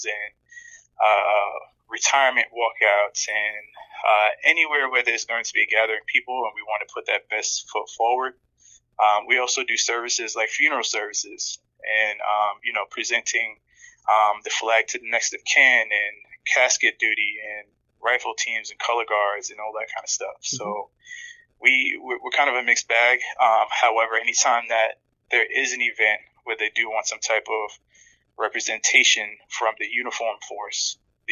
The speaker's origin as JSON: {"language": "English", "town": "New York City", "region": "New York", "country": "United States", "tie": "born or raised there", "also_born_or_lived": "Camden, New Jersey", "said": "we eventually moved to New York, where we settled down in Queens."}